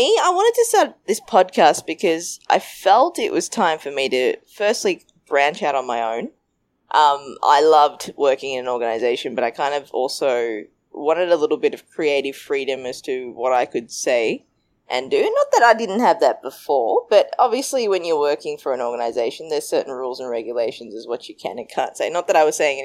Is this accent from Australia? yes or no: yes; Australia; also born or lived in Sri Lanka; I'm Sri Lankan and I grew up in Australia. My family actually migrated to Australia when I was two.